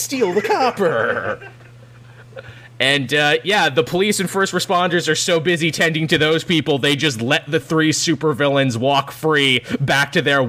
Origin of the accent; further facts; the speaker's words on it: Kansas, United States; I'm from Kansas originally. We have that phrase a lot where I'm from.